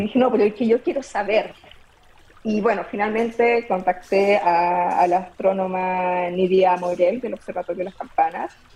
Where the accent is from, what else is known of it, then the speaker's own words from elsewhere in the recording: Copiapó, Atacama, Chile; nos mudamos a la ciudad de Copiapó y eh, en séptimo básico decidí entrar a la Academia de Ciencias de mi colegio